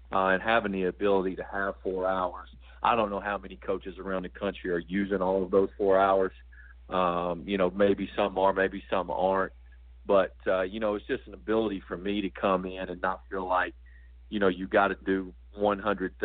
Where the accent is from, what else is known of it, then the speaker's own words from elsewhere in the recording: Johnson City, Tennessee, United States; also born or lived in Texas; now in Asheville, United States; I'm from right across the state line in Tennessee, in the Johnson City area